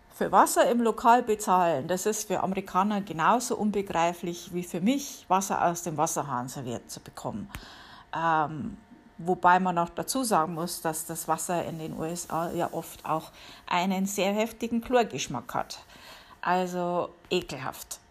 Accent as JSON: {"language": "German", "country": "Germany", "moved": "yes", "lives_now": "United States", "said": "bei uns in Deutschland"}